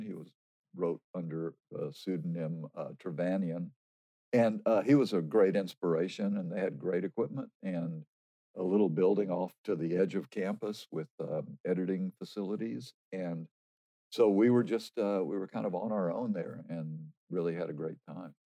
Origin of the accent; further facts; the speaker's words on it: Dallas, Texas, United States; also born or lived in New York / Austin, Texas; lived in Dallas uh, as my childhood